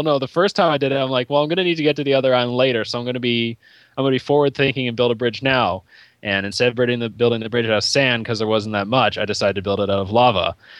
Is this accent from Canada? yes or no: yes; Canada; I am Canadian.